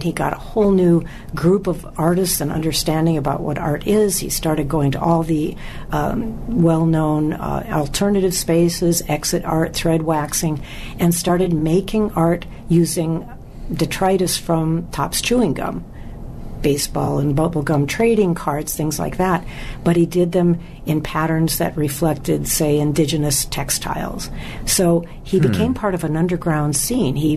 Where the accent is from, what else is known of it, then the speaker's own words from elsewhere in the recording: Wisconsin, United States; I was born in Wisconsin, and my father used to fish and hunt